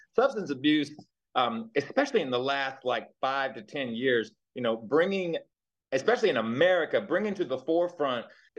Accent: the South, United States; born there; Like, I was born in the South and what have you

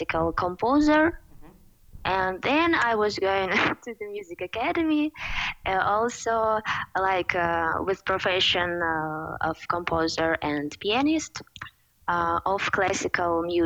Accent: Odesa, Odesa Oblast, Ukraine; English is a second language; I'm from Ukraine

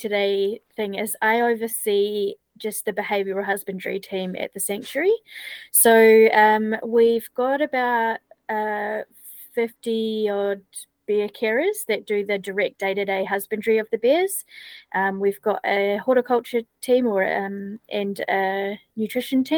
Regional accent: New Zealand; moved away as an adult; I'm from New Zealand originally

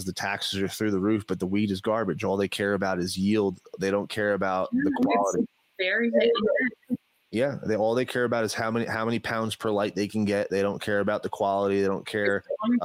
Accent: New Jersey, United States; I grew up in New Jersey

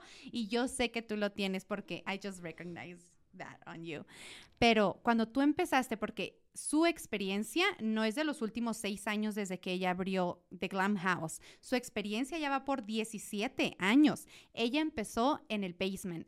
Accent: Chihuahua, Mexico; otra de Chihuahua

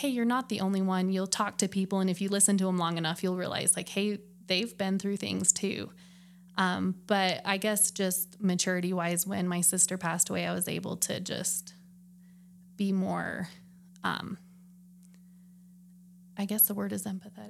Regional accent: Flagstaff, Arizona, United States; moved away as an adult; also born or lived in South Carolina; I was born and raised in Flagstaff.

